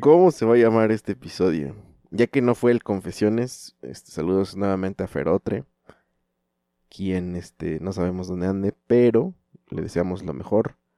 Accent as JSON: {"language": "Spanish", "town": "Chalco", "region": "State of Mexico", "country": "Mexico", "said": "yo vengo de Chalco"}